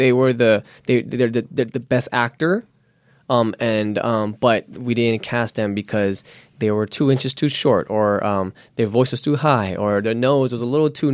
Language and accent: English; New York City, New York, United States; accent: New York; moved away; I'm born and raised in Queens, New York, so when I talk, I have a New York accent that comes out sometimes